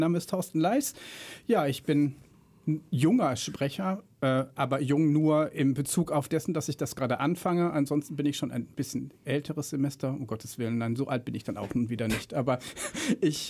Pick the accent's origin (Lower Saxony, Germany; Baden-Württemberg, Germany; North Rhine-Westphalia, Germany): North Rhine-Westphalia, Germany; Remscheid; moved away as an adult; now in Frankfurt, Germany; zugezogener Frankfurter seit na, zwölf Jahren jetzt, glaube ich. Ähm, ursprünglich äh, komme ich aus der wunderschönen Stadt Remscheid